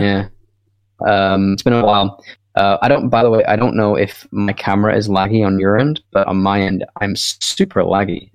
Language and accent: English; Scotland, United Kingdom; moved away; I I am from Scotland originally